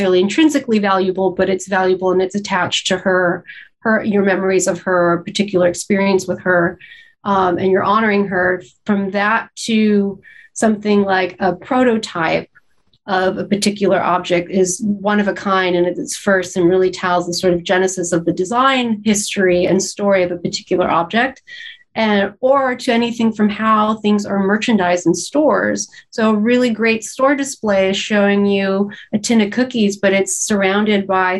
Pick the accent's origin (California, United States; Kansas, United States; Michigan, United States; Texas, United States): California, United States; Los Angeles; moved away as an adult; I grew up in Southern California